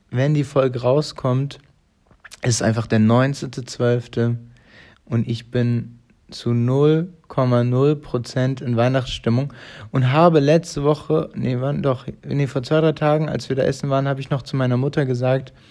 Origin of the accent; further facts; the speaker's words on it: Italy; Ich bin ja, Italiener, ist doch jetzt gut.